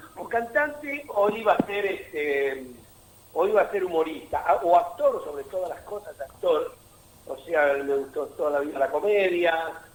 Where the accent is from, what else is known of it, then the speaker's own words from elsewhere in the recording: Mar del Plata, Buenos Aires Province, Argentina; Mar del Plata, mi ciudad natal